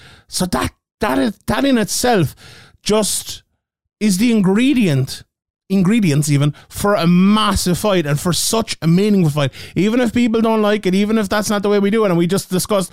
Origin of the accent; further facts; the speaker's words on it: Ireland; being Irish guys covering the sport